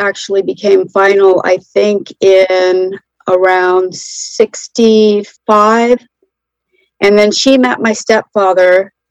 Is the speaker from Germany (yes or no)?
no; North Carolina, United States; I'm 63, and I am from North Carolina.